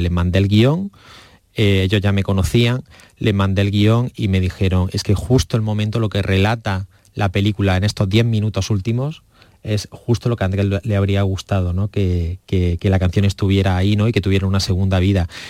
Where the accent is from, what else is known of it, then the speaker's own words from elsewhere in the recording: Almería, Andalusia, Spain; mi tierra, en Almería